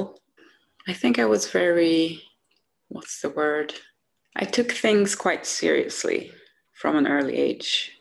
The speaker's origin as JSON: {"language": "English", "town": "Uppsala", "region": "Uppsala County", "country": "Sweden", "tie": "born or raised there", "second_language": "English", "said": "I'm from Uppsala. It's north of Stockholm."}